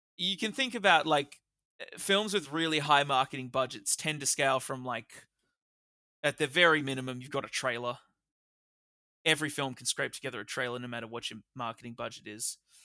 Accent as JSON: {"language": "English", "country": "Australia", "said": "we're Australian"}